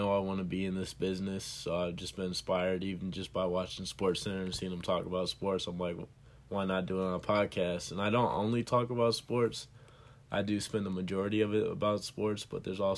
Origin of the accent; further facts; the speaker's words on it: St. Louis, Missouri, United States; I was from St. Louis. I was born in St. Louis